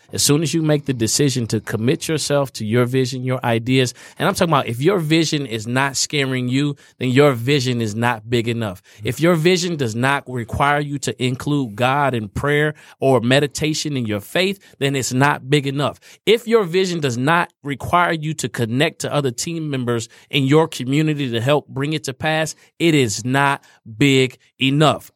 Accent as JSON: {"language": "English", "region": "Indiana", "country": "United States", "tie": "born or raised there", "moved": "yes", "said": "I'm a Indiana boy. So I grew up in Indiana."}